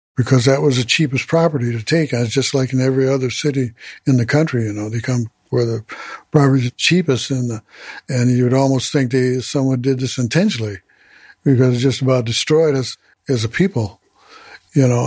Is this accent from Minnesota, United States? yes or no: yes; St. Paul, Minnesota, United States; I was born here in Minnesota, St. Paul